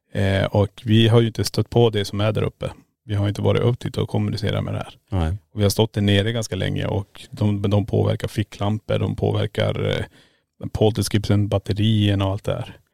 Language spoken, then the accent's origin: Swedish; Sweden; vi introducerar oss som svenskar